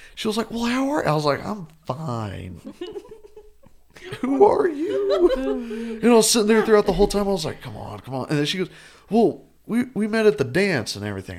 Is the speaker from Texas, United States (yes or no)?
yes; Perryton, Texas, United States; I'm from Perryton, Texas, which is about two hours, two and a half hours north.